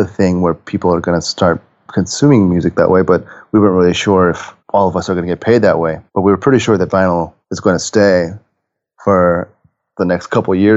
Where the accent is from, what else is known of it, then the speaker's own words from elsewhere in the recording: Japan; I'm from Japan.